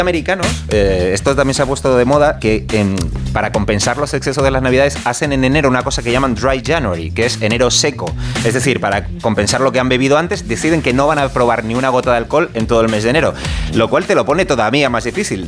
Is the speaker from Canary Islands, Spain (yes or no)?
yes; Canary Islands, Spain; moved away; yo soy canario